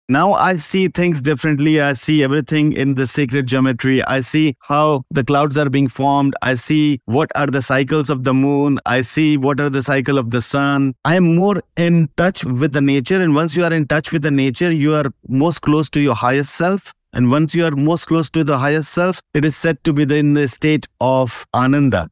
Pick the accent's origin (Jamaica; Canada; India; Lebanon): India; now in Dubai, United Arab Emirates; I'm from India